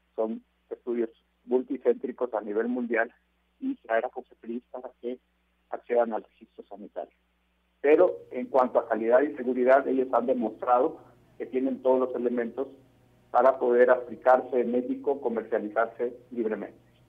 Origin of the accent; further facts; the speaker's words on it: Mexico; como mexicanos creo que todos estaríamos muy orgullosos